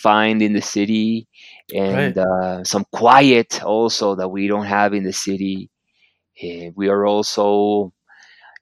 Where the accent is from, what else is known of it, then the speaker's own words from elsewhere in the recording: Barranquilla, Atlántico, Colombia; I'm in Colombia. I'm from Barranquilla.